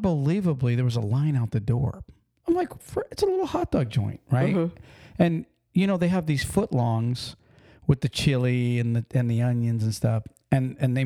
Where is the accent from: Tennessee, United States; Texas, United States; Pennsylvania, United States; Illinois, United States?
Pennsylvania, United States; we're from Pennsylvania, so we grew up with Coney Island.